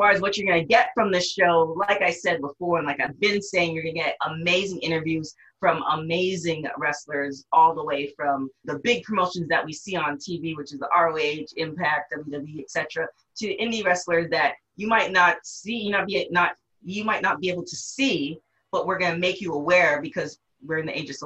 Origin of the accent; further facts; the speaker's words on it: Canada; I am Canadian